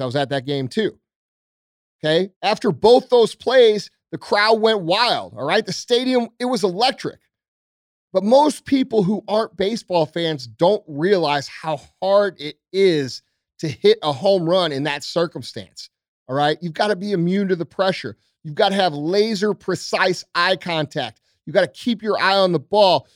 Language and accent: English; St. Louis, Missouri, United States; I'm just a regular dude from Saint Louis, right? I'm, I'm from South County.